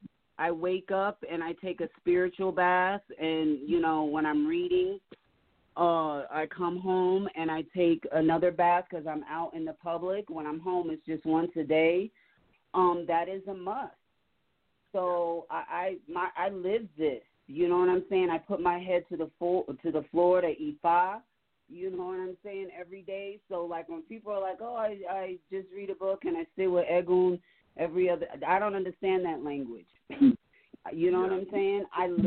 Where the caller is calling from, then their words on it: Denver, Colorado, United States; from Denver, Colorado.